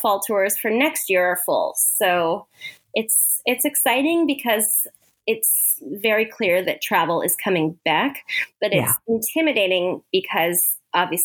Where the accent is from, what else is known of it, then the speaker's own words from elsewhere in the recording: Hawaii, United States; moved away; also born or lived in Arizona / New Zealand; I grew up in Hawaii